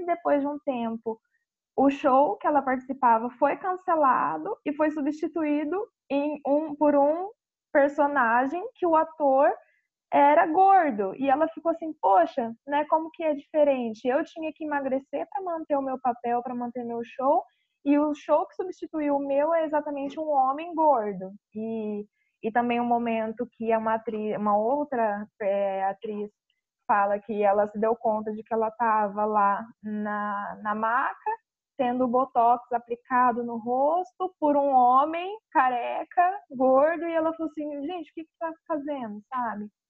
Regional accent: Paranavaí, Paraná, Brazil; eu sou de Paranavaí, Paraná

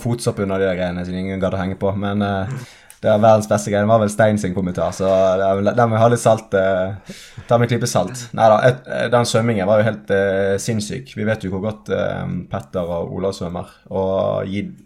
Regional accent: Western Norway, Norway; jeg er vestlending

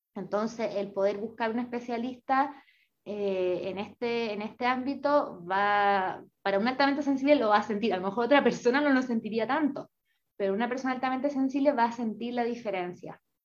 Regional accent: Chile; now in Paraguay; soy chilena, pero soy una chilena bien nómada

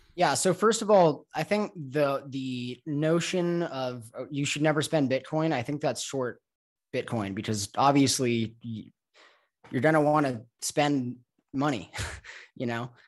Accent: Los Angeles, California, United States; moved away as an adult; also born or lived in Mexico; I'm from Los Angeles

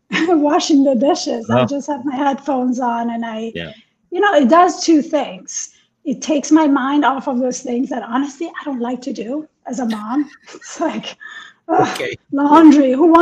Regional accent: New York, United States; No, especially as a New Yorker.

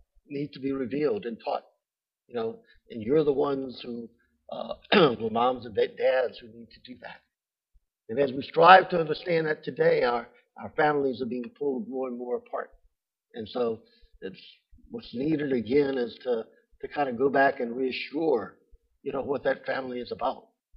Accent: Thibodaux, Louisiana, United States; Thibodaux is a very small town. That's nothing. I'm from Thibodaux.

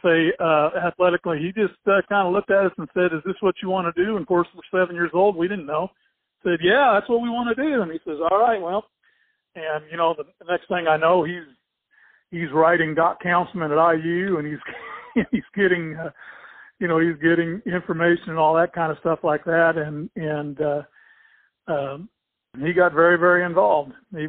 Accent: California, United States; born there; also born or lived in Fort Lewis, Washington / Fort Knox, Kentucky / Puerto Rico / Columbus; we moved there when I was 14, but we were all born in different places. I was born in California.

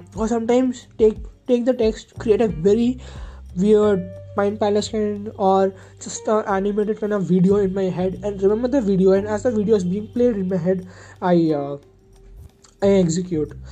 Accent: near Bangalore, Karnataka, India; moved away as an adult; now in Kanpur, India; I'm actually from Kanpur, Uttar Pradesh, where I was born, but my education from first standard happened uh, far, far away in a place near Bangalore. It was a residential hostel, and my past 12 years I spent over there

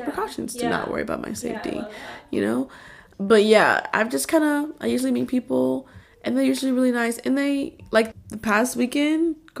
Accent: Houston, Texas, United States; I grew up in Houston

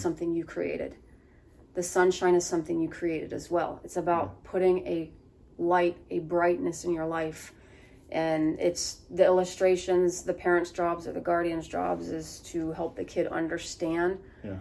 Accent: Athens, Ohio, United States; I grew up in the Appalachian Trails of Athens

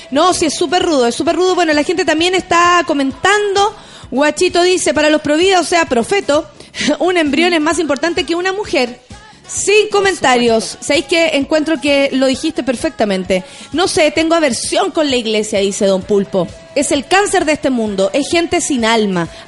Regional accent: Chile; le exijo como chilena a una senadora de mi país

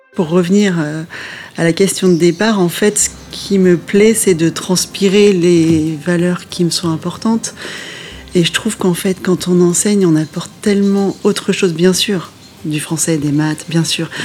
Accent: Normandy, France; moved away as an adult; also born or lived in Limousin; je venais de Normandie

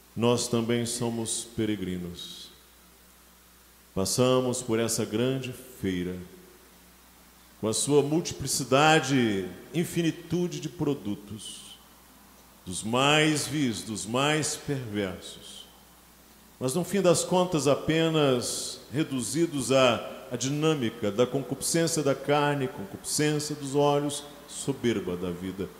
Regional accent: Brazil; Nós brasileiros somos formados na no romantismo do século XIX

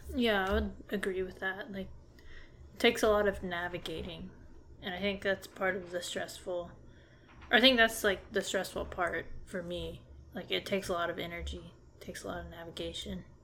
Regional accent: Dallas area, Texas, United States; also born or lived in Crandall, Texas; I've lived in Texas all my life. I've kind of moved around a bit, but I mostly stayed in, or yeah, pretty much stayed in the Dallas area

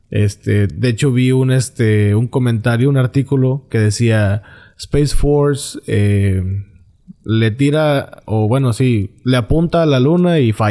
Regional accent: Monterrey, Nuevo León, Mexico; y no es porque yo sea de Monterrey, y van a decir, eh, pinche regio. No, yo no soy de San Pedro

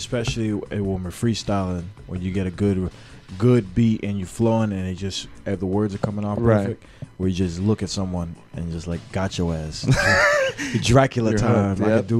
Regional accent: New York City, New York, United States; I'm from New York City

